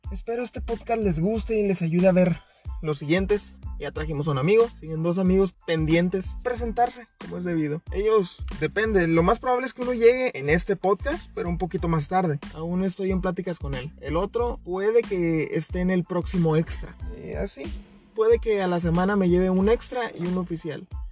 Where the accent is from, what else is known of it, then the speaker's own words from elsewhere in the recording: northern Mexico, Mexico; accent: norteño; Vivo literalmente en la axila de México, así que si notan mi acento, dicen, eh, ah, este es del norte.